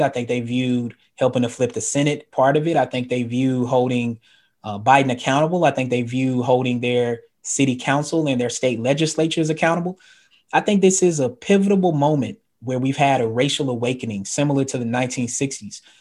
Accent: the South, United States; I'm from the South

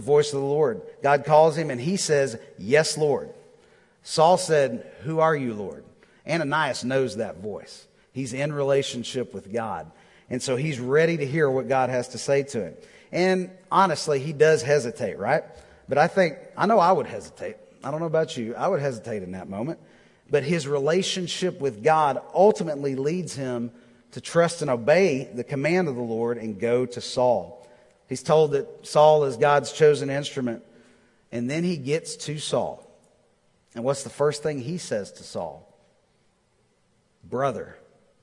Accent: Texas, United States; moved away as an adult; now in Nashville, United States; I'm from Texas

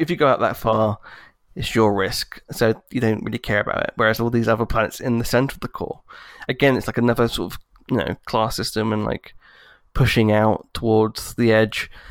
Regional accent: United Kingdom; I'm British

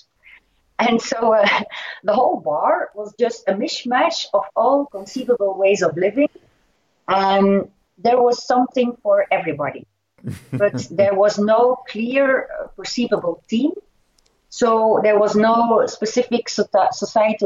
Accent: Ghent, Flanders, Belgium; In my hometown, in Ghent

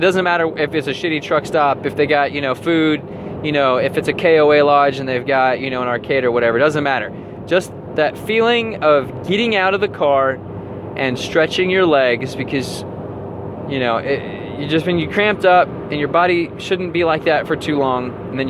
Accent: Texas, United States; also born or lived in Las Vegas, Nevada; I'm originally from Texas, and my parents and I, well, my mom remarried my stepdad, and we moved to a couple of different places, but eventually we moved and settled for a long time in Las Vegas, Nevada.

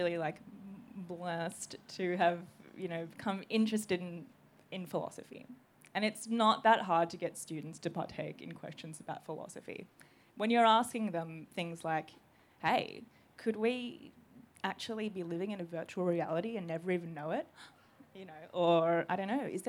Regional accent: Australia; I'm Greek Australian

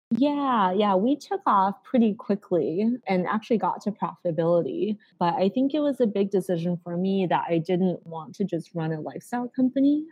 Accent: Carmel, Indiana, United States; moved away as an adult; also born or lived in China / Massachusetts / Bay Area; now in San Francisco, United States; We moved to Indiana, of all places, when we moved to the US. And so I grew up there before going to Harvard for undergrad.

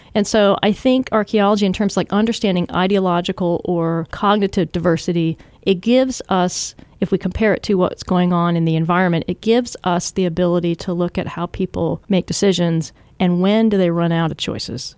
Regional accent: Washington, United States; also born or lived in Southern California; when I was a kid, I moved from Southern California to Washington State

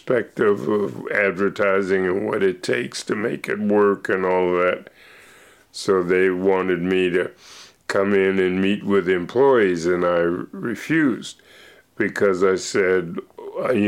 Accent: Pittsburgh, Pennsylvania, United States; moved away as an adult; now in Seattle, United States; I was born in Pittsburgh, Pennsylvania, in Allegheny

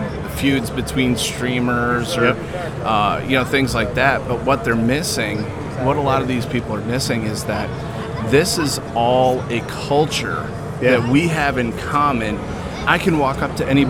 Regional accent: Toledo, Ohio, United States; I'm from Toledo, Ohio

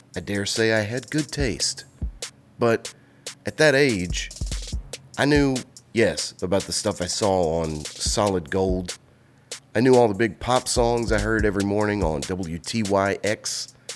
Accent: Jackson, Mississippi, United States; I didn't know there were clubs in my hometown

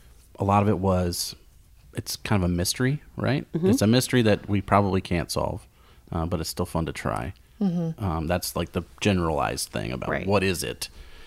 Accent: Lincoln, Nebraska, United States; I'm from Lincoln.

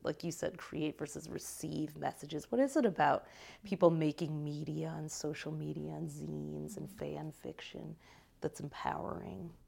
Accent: Detroit, Michigan, United States; I grew up in Detroit

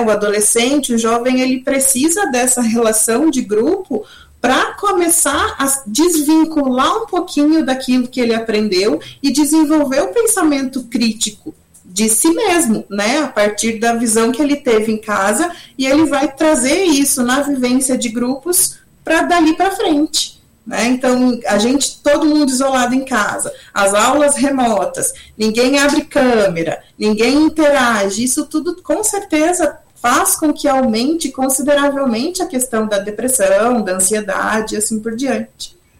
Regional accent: Curitiba, Paraná, Brazil; eu sou de Curitiba

